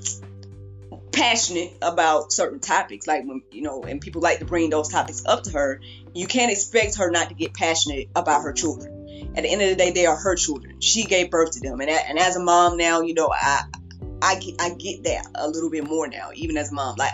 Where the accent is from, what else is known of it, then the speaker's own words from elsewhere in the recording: the South, United States; I'm from the South